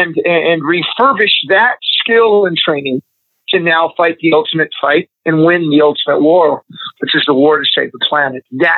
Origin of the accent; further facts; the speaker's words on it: Missouri, United States; also born or lived in Nebraska / Texas; now in Los Angeles, United States; I grew up in the Midwest, in Missouri, in Nebraska, and also in Texas